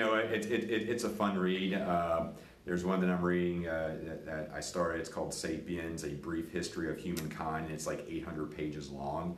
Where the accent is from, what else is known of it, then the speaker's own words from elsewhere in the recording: Latrobe, Pennsylvania, United States; I'm from Latrobe, Pennsylvania, home of Mr. Rogers